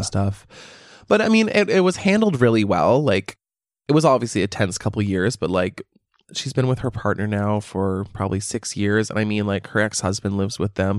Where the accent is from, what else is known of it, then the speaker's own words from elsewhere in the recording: Canada; I'm Canadian.